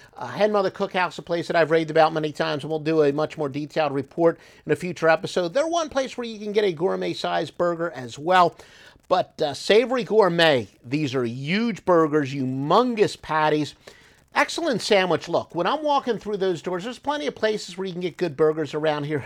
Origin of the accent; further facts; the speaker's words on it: New Jersey, United States; also born or lived in Philadelphia area; now in Atlanta metropolitan area, United States; I'm originally from South Jersey